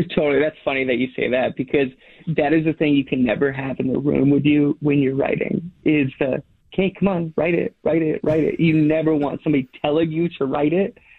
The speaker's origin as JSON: {"language": "English", "region": "Alaska", "country": "United States", "tie": "born or raised there", "moved": "yes", "lives_now": "Portland, United States", "said": "I grew up in Alaska on these like long dog sled trips, dog mushing trips."}